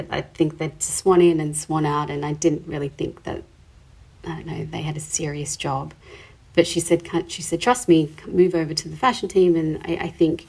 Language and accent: English; Adelaide, South Australia, Australia; moved away as an adult; also born or lived in Sydney; I grew up in Adelaide